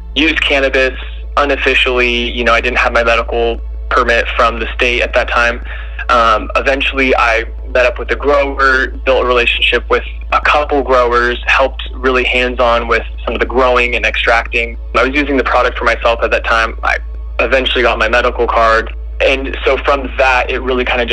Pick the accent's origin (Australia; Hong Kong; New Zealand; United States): United States; Humboldt County, California; I grew up in Humboldt County